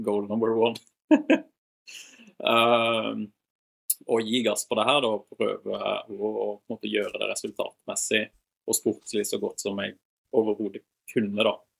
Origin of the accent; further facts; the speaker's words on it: Voss, Vestland, Norway; moved away; also born or lived in Volda; Født og oppvokst på Voss